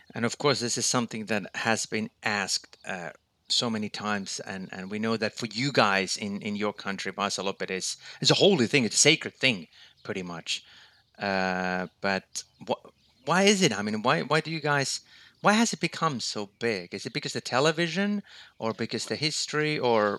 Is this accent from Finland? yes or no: yes; Finland; my home country, Finland